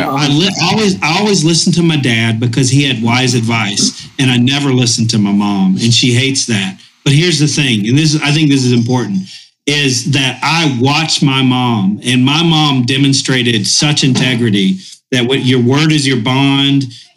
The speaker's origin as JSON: {"language": "English", "town": "Boone", "region": "North Carolina", "country": "United States", "tie": "born or raised there", "said": "we grew up in Boone. And it's cold in Boone. It's the mountains of North Carolina"}